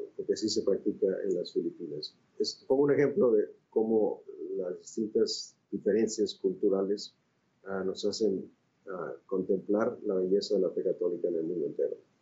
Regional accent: Monterrey, Nuevo León, Mexico; moved away as an adult; also born or lived in Mexico City / Rome / Spain; now in Los Angeles, United States; yo efectivamente nací en México y crecí en México, estudié en México también. Ah, eh, ah, nací en la ciudad de Monterrey

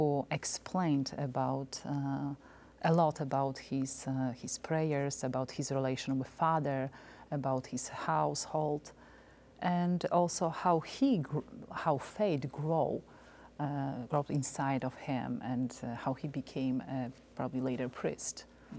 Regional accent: Poland; also born or lived in Warsaw, Poland; now in United States; I was born in Poland.

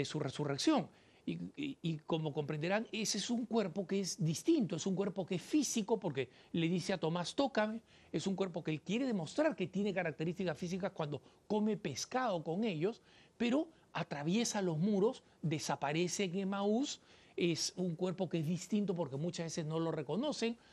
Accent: Peru; en mi país, en el Perú

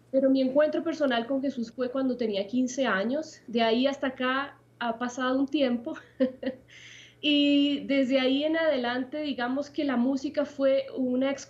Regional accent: Puerto Montt, Los Lagos, Chile; also born or lived in Santiago; viví gran parte de mi vida en el sur, en la ciudad de Puerto Montt.

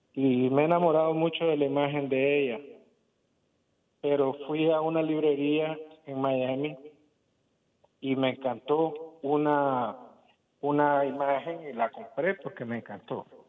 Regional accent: Nicaragua; yo soy de Nicaragua

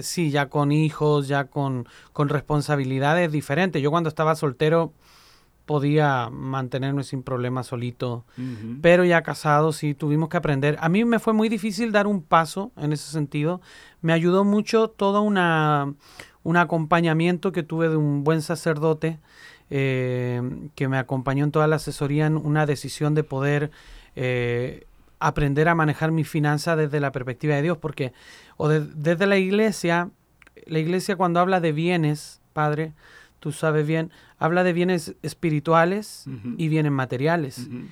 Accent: Chile; moved away as an adult; now in Puebla, Mexico; En Chile todos los proyectos que yo había liderado ya los había entregado. Eh, estaba soltero, y hablé con mi obispo, mi obispo me dice, pues ve a vivir esa experiencia, tranquilo. Llegué a Puebla, en práctica iba por ocho meses pero ya llevo 18 años por allá, padre. Una sinaloense no me deja volver a mi tierra

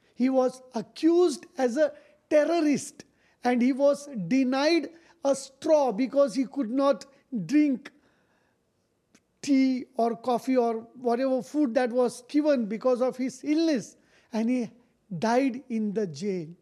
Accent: Vasai, Maharashtra, India; Wasai. It is from India.

